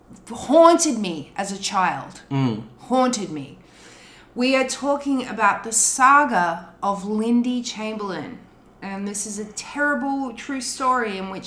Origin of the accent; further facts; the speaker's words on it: Australia; now in United States; Being an Australian abroad and in America